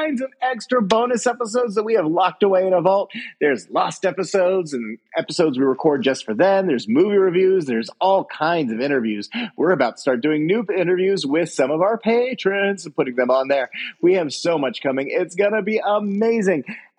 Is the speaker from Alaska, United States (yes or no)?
yes; Alaska, United States; moved away; I lived in Alaska.